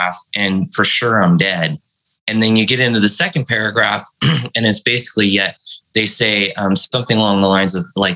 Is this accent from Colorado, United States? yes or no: no; San Bernardino, California, United States; also born or lived in Central Valley, California / Visalia, California / Fresno, California; I grew up in the Central Valley and then moved down to San Bernardino. So, you know, it was Visalia, it was Fresno, San Bernardino.